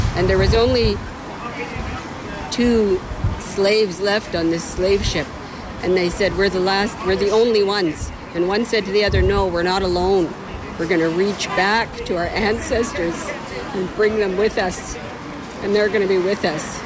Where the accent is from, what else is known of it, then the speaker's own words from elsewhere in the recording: Richmond, British Columbia, Canada; I grew up away from this community. I grew up in Richmond.